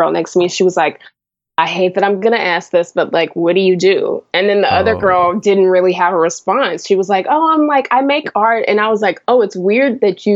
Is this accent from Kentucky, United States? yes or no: no; South Carolina, United States; moved away as an adult; also born or lived in Connecticut / New York; now in Los Angeles, United States; I went to high school and college and stuff in South Carolina